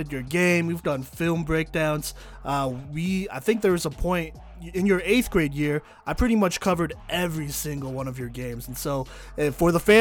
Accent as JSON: {"language": "English", "region": "Texas", "country": "United States", "said": "I'm from Texas"}